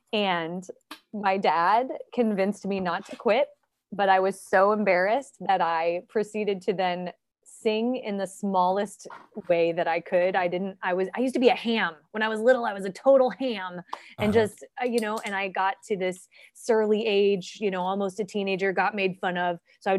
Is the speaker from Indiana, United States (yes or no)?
yes; Indianapolis, Indiana, United States; born there; So yeah, I was born in Indianapolis, Indiana, January 31st of 1980.